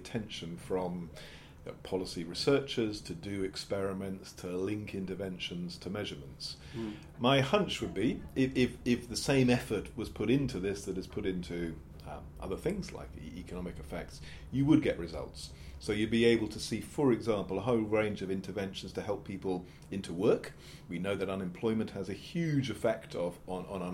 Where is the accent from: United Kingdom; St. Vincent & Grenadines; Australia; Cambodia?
United Kingdom; England; I am British English